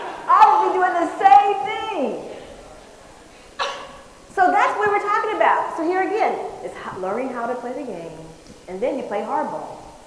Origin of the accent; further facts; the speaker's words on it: San Francisco, California, United States; I'm from the Bay Area, San Francisco area.